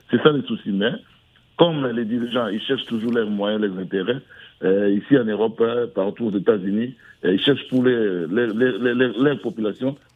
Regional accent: Kinshasa, DR Congo; moved away; chez nous au Congo, Kinshasa

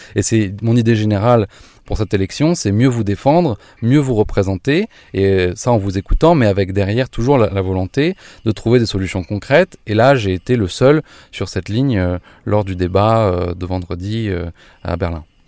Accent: France; now in Germany; nous en tant que Français de l'étranger

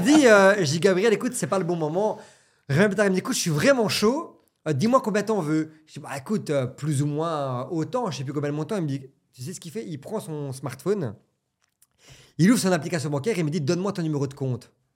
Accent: Belgium; j'ai 35 ans, je viens de Belgique

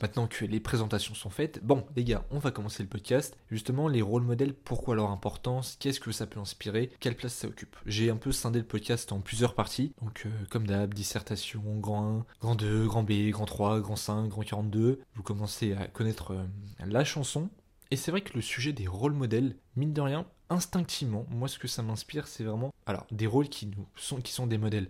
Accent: France; je reste un homme blanc français, enfin c'est-à-dire je suis né en France

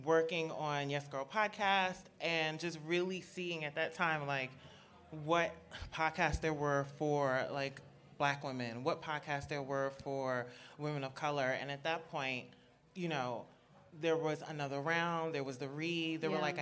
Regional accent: New York, United States; I'm just a New Yorker. Born and raised in Brooklyn for a very long time.

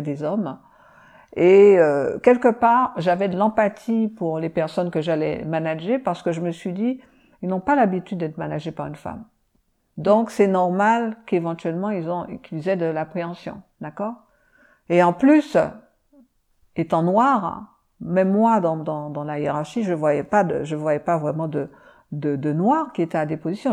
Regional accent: Martinique, France; je viens de la Martinique

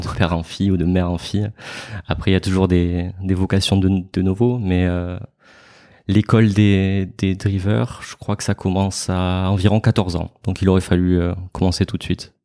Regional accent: Marseille, Provence-Alpes-Côte d'Azur, France; je suis né à Marseille, où j'habite ouais. actuellement

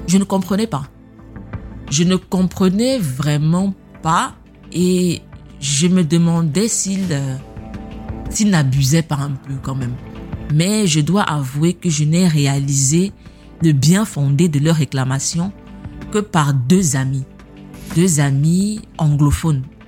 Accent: Cameroon; moved away; on est camerounais

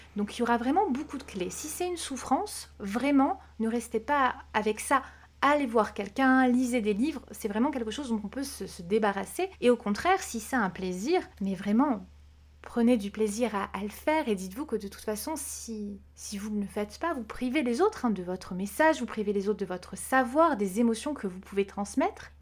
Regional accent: Corsica, France; j'ai grandi en Corse

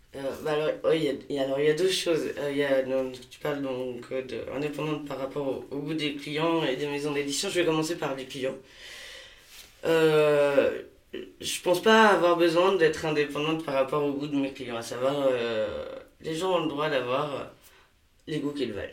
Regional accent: Pays de la Loire, France; moved away as an adult; also born or lived in Paris region / Morbihan; now in Hennebont, France; je suis originaire de Maine-et-Loire avec des attaches dans le Morbihan

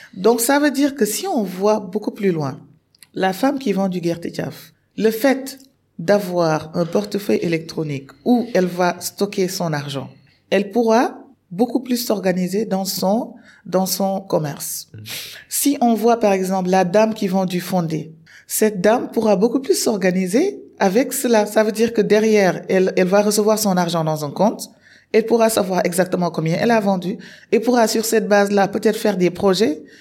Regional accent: Senegal; moved away as an adult; also born or lived in Morocco; je suis sénégalaise

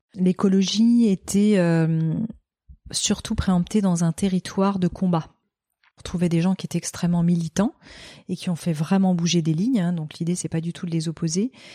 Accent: Noirmoutier, Pays de la Loire, France; moved away; also born or lived in Paris / Barcelona; je suis née euh, euh, à Paris et que j'ai été élevée à Noirmoutier

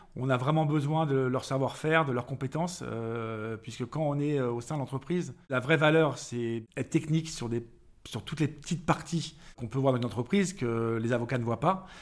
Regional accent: Paris, Île-de-France, France; born or raised there; also born or lived in Vannes, Morbihan, Brittany

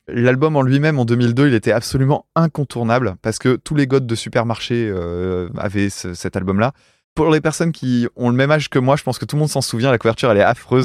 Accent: France; en tant que Français, euh, tu vois, euh, provincial

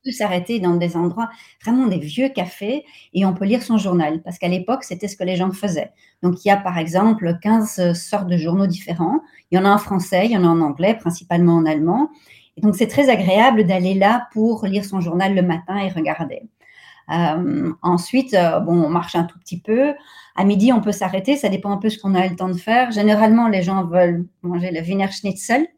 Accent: Brussels, Brussels-Capital Region, Belgium; moved away as an adult; also born or lived in Turkey; now in Vienna, Austria; je suis née euh, et j'ai été élevée en, Belgique, à Bruxelles

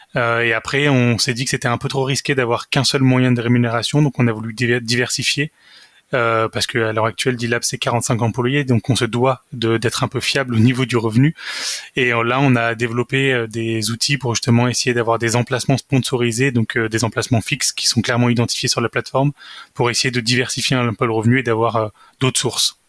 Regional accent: Saint-Étienne, Auvergne-Rhône-Alpes, France; moved away as an adult; also born or lived in Versailles; now in Lyon, France; je suis né à Versailles, euh, j'ai trois frères et une sœur, et j'ai vécu la plupart du temps à Saint-Étienne, là où j'y ai fait également mes études

